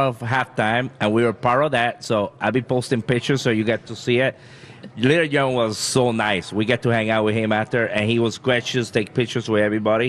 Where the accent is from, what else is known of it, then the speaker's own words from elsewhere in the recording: Boston, Massachusetts, United States; That's my hometown, yes, Boston.